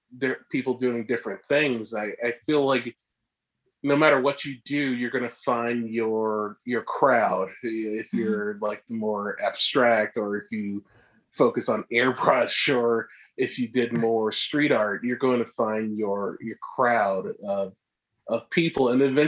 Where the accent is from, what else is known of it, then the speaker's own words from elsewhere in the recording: Northeast, United States; it kind of felt like we're both originally from the East, Northeast, and it just felt like we knew that.